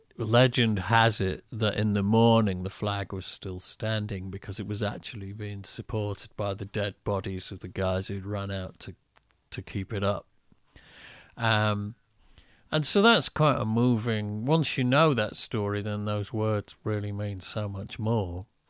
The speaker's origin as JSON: {"language": "English", "country": "United Kingdom", "tie": "born or raised there", "said": "I'm only British in the sense that my body was born here."}